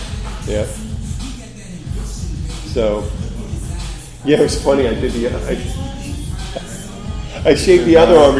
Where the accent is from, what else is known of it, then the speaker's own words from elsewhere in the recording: Philadelphia, Pennsylvania, United States; I'm from Philadelphia.